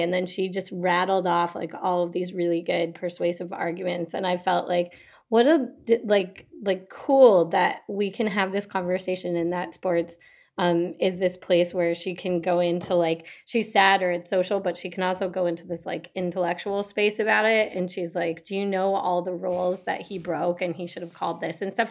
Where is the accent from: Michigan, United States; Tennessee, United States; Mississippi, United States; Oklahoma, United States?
Michigan, United States; Detroit; I'm from Detroit.